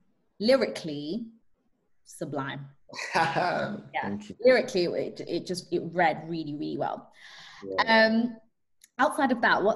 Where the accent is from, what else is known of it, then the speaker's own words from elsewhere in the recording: Zanzibar, Tanzania; born there; I was born in Zanzibar, and I just realized there's a lot of greenery, a lot of nature, a lot of like dust, but not a lot of concrete.